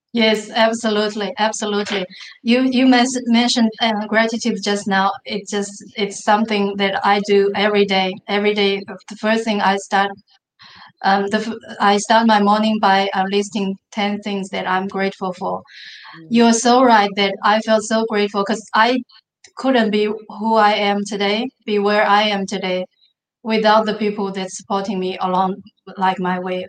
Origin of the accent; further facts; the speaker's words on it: Mongolia; English is a second language; now in Australia; I was growing up in the Mongolia, which and not only not in the big cities in the Mongolia, but a remote village in the Mongolia